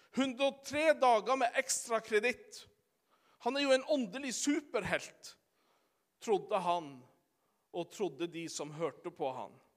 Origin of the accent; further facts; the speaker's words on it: Sommarøy, Troms, Norway; den gamle bedehussangen hjemme på Sommarøya på ettermøtene.